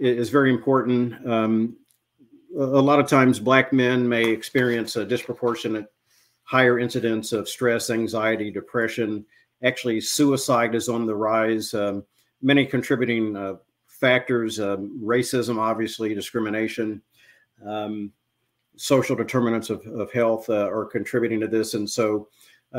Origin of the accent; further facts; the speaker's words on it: New Castle, Indiana, United States; now in Cleveland, United States; I grew up in Newcastle, Indiana